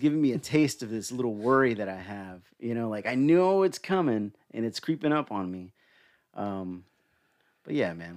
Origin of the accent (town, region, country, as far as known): Smyrna, Georgia, United States; born or raised there; also born or lived in Atlanta, Georgia